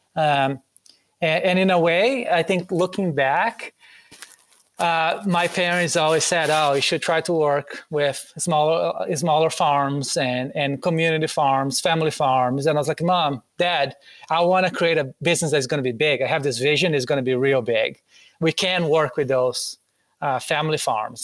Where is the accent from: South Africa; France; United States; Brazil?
Brazil; English is a second language; moved away; Growing up in Brazil